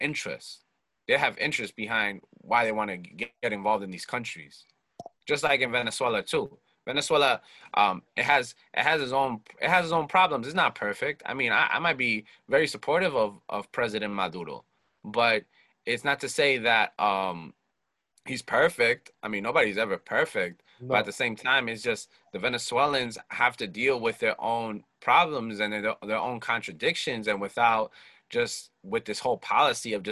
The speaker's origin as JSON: {"language": "English", "country": "United States", "said": "I come from a country that has a lot of contradictions"}